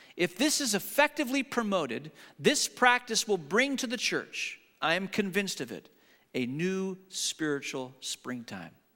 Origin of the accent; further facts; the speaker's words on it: the Northwest, Pacific Northwest, United States; we're from the Northwest